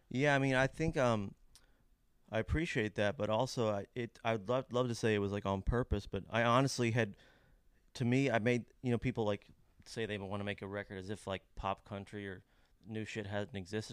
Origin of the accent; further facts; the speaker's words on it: Lexington, Kentucky, United States; my hometown, Lexington